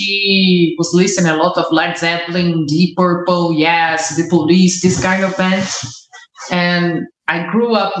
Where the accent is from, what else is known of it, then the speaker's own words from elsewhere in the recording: a small city near São Paulo, Brazil; English is a second language; moved away as an adult; now in Greece; I'm from a small city closer to São Paulo.